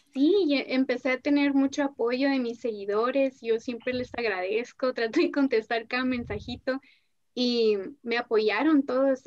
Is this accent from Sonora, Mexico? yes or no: yes; Ciudad Obregón, Sonora, Mexico; en Obregón no hay nada